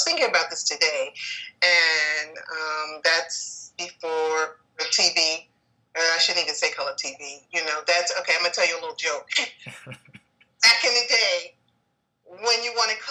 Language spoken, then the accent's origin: English; New York City, New York, United States; I'm a Harlem native. I grew up in El Barrio. I grew up on 115th Street, Lexington Avenue, in the projects over there